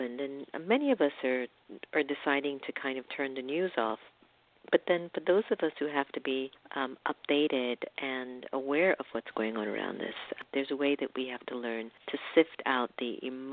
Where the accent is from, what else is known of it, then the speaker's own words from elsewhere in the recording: Miami, Florida, United States; I was raised in Miami